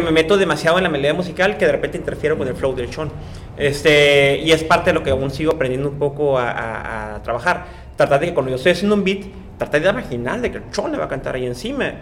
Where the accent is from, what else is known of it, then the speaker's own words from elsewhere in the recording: Tijuana, Baja California, Mexico; yo soy de las Sánchez y literalmente la calle donde yo nací ya ni siquiera existe